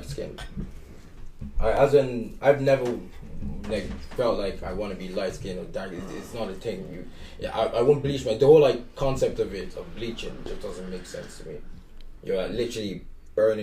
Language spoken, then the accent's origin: English; Waterford, Munster, Ireland; I grew up in Waterford. Like, I would have been the only black kid in my school